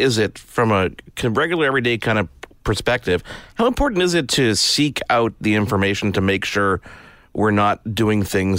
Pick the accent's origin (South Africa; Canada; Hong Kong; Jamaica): Canada; I'm a Canadian.